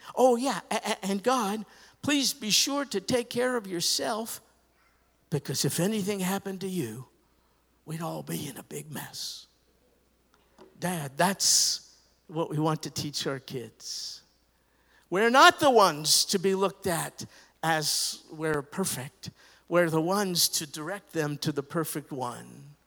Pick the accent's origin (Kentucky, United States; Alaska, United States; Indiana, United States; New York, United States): New York, United States; I grew up in New York